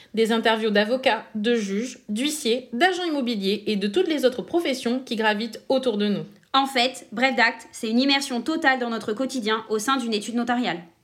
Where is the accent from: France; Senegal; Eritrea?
France; Lyon, Auvergne-Rhône-Alpes; moved away as an adult; also born or lived in Paris region; now in Bordeaux, France; j'ai décidé de retourner à Lyon, ma ville natale